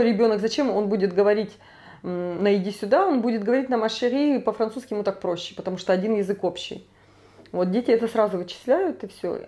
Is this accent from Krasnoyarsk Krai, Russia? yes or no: yes; Krasnoyarsk, Krasnoyarsk Krai, Russia; moved away as an adult; now in Paris, France; сама я из Красноярска, из Сибири.